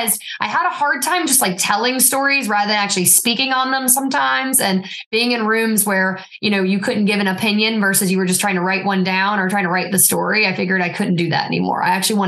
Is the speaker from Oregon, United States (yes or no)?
no; Roxboro, North Carolina, United States; I'm born and raised in Person County, North Carolina.